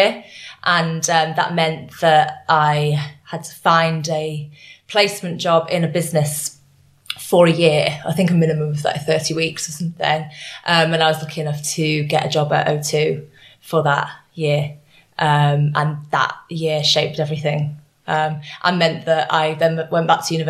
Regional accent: Leeds, Yorkshire and the Humber, United Kingdom; I grew up in Leeds in Yorkshire.

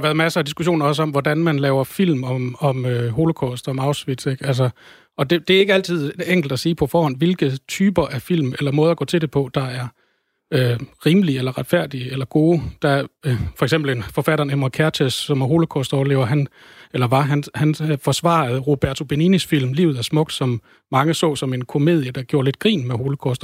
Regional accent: Denmark; jeg som dansker

